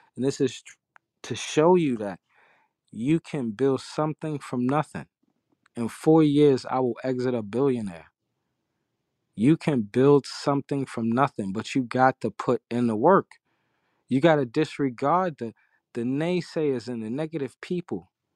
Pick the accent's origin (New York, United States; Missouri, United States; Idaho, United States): New York, United States; New York City; I'm from Harlem